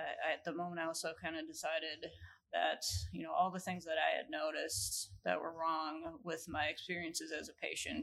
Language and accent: English; Grafton, Wisconsin, United States; I am originally from southeastern Wisconsin, Grafton area, and I grew up